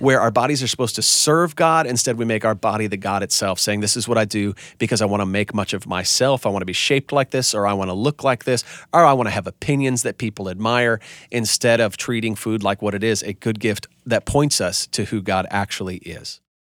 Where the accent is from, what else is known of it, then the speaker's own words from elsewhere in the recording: Wisconsin, United States; I'm from Wisconsin